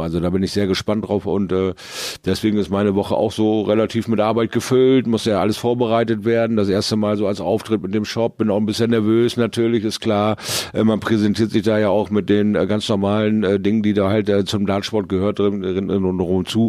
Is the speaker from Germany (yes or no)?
yes; Bremerhaven, Bremen, Germany; zu Hause in Bremerhaven